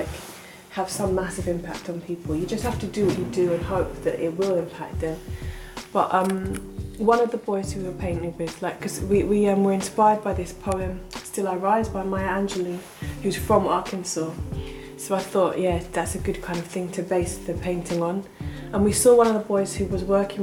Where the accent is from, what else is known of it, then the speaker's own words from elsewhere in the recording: London, United Kingdom; also born or lived in Enfield / Ethiopia; came back to South London and grew up for most of the time there.